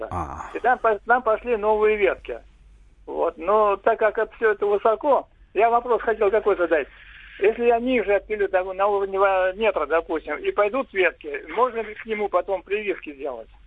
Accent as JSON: {"language": "Russian", "region": "Moscow", "country": "Russia", "said": "Здравствуйте, я сам москвич, но в Подмосковье есть дача."}